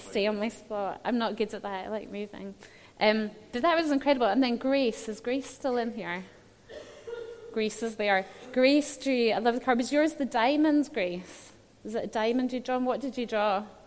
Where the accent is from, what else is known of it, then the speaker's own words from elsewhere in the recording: Scotland, United Kingdom; I was brought up in Scotland